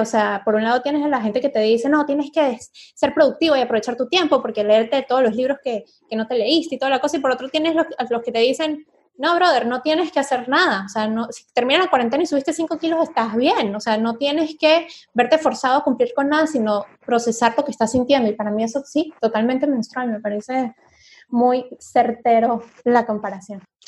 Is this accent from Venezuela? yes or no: yes; Venezuela; moved away as an adult; Cuando yo salí de Venezuela y me vine a vivir para acá